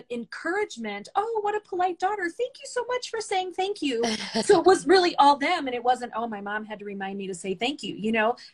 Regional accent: the South, United States; mostly because I grew up in the South, and so there's this really big uh, emphasis on um, manners and politeness.

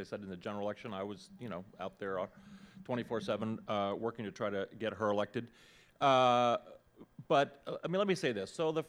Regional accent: New England, United States; I grew up in New England where... We used to call them Republicans up there.

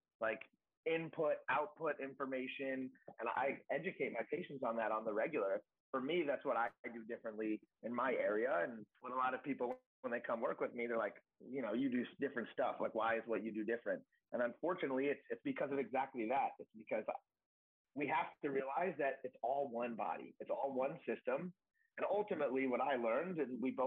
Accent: New York, United States; moved away as an adult; also born or lived in Connecticut / Dallas, Texas; now in New Jersey, United States; I'm from New York, but I moved to Jersey

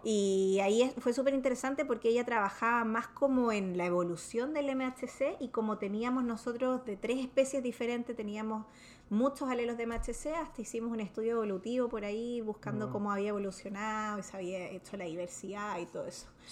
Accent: Santiago, Santiago Metropolitan Region, Chile; moved away as an adult; also born or lived in Valparaíso; now in United States; yo vengo de Chile em, y vine a Estados Unidos principalmente a hacer un postdoc y me terminé quedando

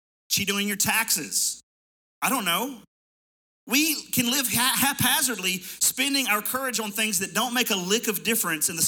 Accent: Middle Tennessee, United States; I grew up here in Middle Tennessee

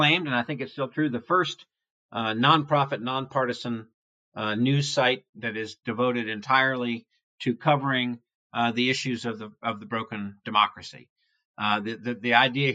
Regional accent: New York City, New York, United States; I grew up in New York City where we had an all news AM radio station.

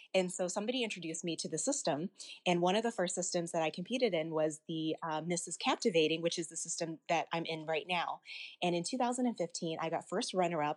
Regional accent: Arkansas, United States; as a child, I was born in the States, I was actually born in Arkansas, and I remember growing up as a young child

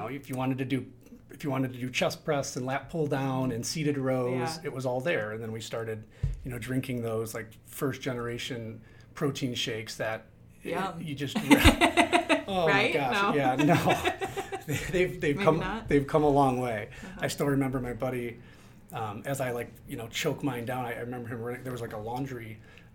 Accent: Midwest, United States; I grew up in the Midwest

